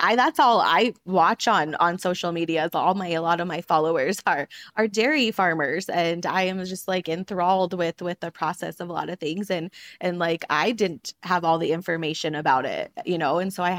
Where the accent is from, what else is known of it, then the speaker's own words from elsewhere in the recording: Montana, United States; I grew up just 2 hours away from where we currently live on the ranch in Great Falls, Montana.